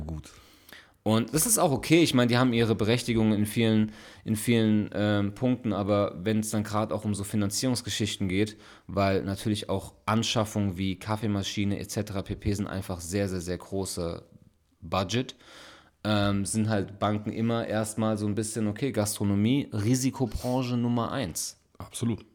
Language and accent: German; Frankfurt, Hesse, Germany; moved away as an adult; now in Ulm, Germany; wirklich geboren und aufgewachsen in Frankfurt